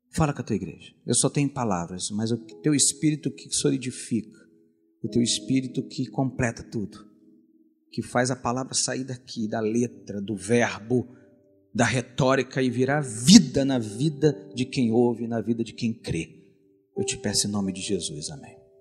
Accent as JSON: {"language": "Portuguese", "town": "Caxias", "country": "Brazil", "tie": "born or raised there", "said": "Quando eu era criança, lá na Maranata de Caxias"}